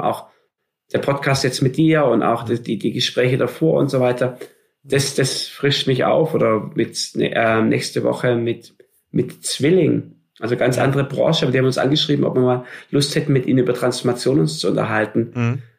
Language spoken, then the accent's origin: German; Stuttgart, Baden-Württemberg, Germany; ich bin gebürtiger Stuttgarter im Schwabenland auf dem mhm. Land.